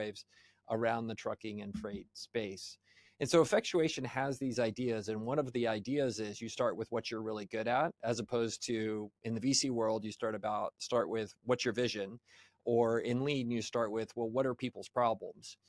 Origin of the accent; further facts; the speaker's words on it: United States; I'm sorry for being an American